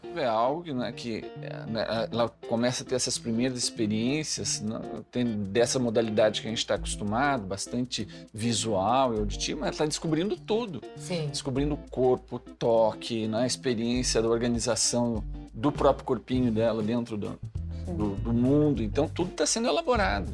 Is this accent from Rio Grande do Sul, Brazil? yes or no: yes; Rio Grande do Sul, Brazil; moved away; eu sou gaúcho, moro longe do Rio Grande do Sul